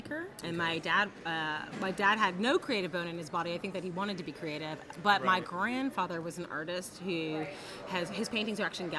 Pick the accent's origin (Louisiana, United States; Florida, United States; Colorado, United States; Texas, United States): Colorado, United States; Denver; born there; Well, my dad actually played for the Denver Nuggets, and that's why I was born in Denver.